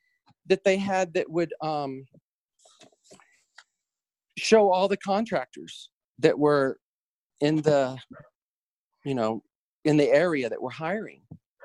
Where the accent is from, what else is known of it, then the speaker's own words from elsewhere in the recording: the South, United States; here I am from the South and kind of green